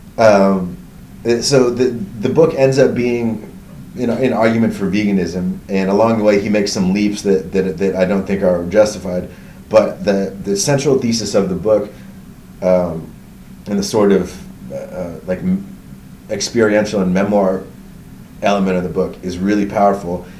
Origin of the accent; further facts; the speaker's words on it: suburbs outside San Francisco, Northern California, United States; moved away as an adult; also born or lived in Berkeley, California / Los Angeles area / New York; I was born in um, Berkeley, California, at Alta Bates Hospital. Uh, and I uh, grew up in California. Went to college. I, so I grew up in Northern California in the suburbs outside San Francisco.